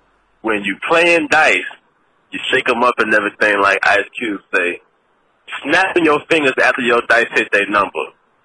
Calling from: Baton Rouge, Louisiana, United States; I'm calling from Baton Rouge, Louisiana, from the South.

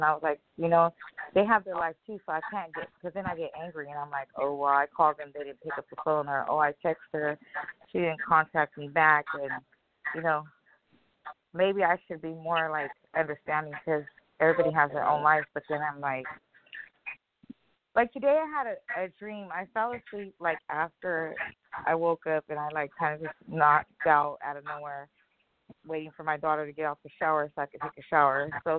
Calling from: California, United States

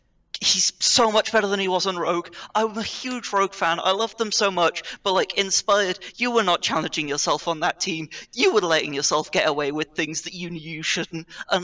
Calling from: London, United Kingdom; I am calling from the London, United Kingdom.

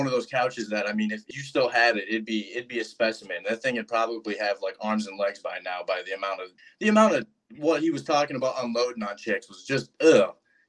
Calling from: Anoka, Minnesota, United States; Anoka, Minnesota, out of the rental that is very cheap in this market.

